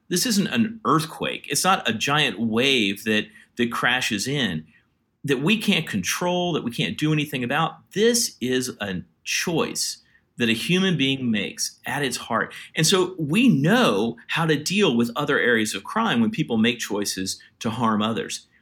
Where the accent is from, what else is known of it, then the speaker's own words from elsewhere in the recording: Virginia, United States; moved away as an adult; also born or lived in India; I grew up in Virginia. I'm a white guy from the South